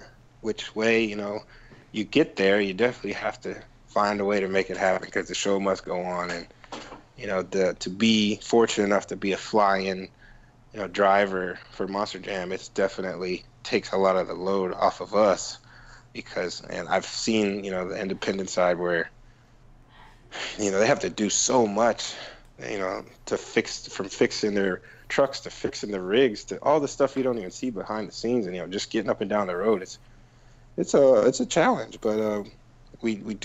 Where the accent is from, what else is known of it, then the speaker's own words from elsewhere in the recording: Cleveland, Ohio, United States; moved away as an adult; now in Florida, United States; I'm originally from Cleveland, so yeah. I know all about the snow, and I moved when I was 19 to Florida